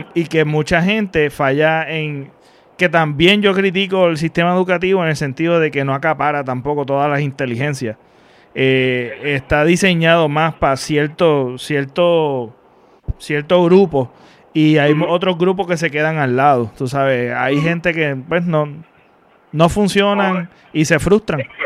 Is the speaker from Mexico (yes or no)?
no; Mayagüez, Puerto Rico; yo soy de Mayagüez